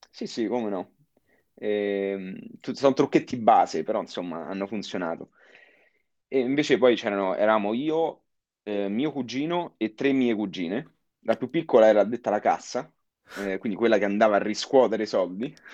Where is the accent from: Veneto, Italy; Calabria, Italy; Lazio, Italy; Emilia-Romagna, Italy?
Lazio, Italy; also born or lived in United States; Io sempre ho frequentato la scuola qui, io sono nato a, in provincia di Roma.